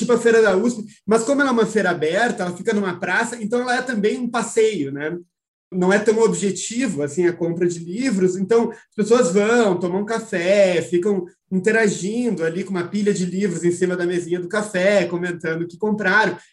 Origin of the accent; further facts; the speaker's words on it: Porto Alegre, Rio Grande do Sul, Brazil; eu sou do Rio Grande do Sul, né, é, sou de Porto Alegre